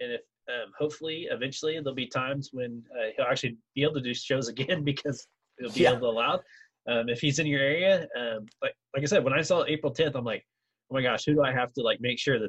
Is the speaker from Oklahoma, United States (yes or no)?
yes; Miami, Oklahoma, United States; now in Tahlequah, United States; my hometown, I'm originally from Miami, and it's spelled Miami. You see Miami, Florida, but we call it Miami.